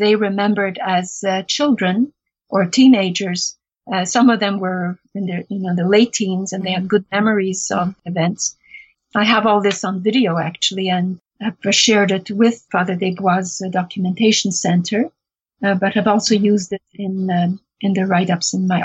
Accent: Chernivtsi, Chernivtsi Oblast, Ukraine; moved away; I was born in Chernivtsi after the war and went back in 2001

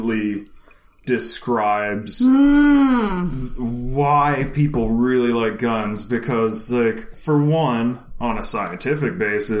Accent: United States; I'm from the most inbred redneck backwoods state in America.

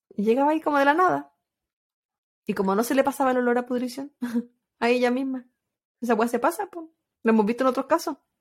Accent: Chile; moved away as an adult; ahí no era migrante, vivía en mi país

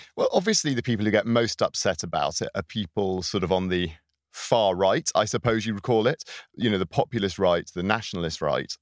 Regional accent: United Kingdom; now in Sweden; as a British person in Sweden, as someone from a, from a rich majority white Western, um, European country

